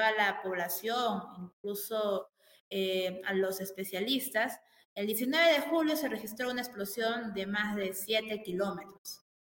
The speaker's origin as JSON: {"language": "Spanish", "country": "Peru", "said": "tengo como peruano"}